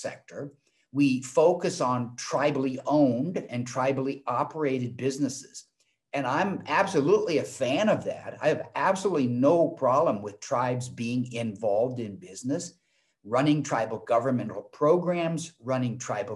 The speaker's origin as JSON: {"language": "English", "town": "Portland", "region": "Oregon", "country": "United States", "tie": "born or raised there", "also_born_or_lived": "Arizona", "moved": "as an adult", "said": "I was born and raised in Portland, Oregon"}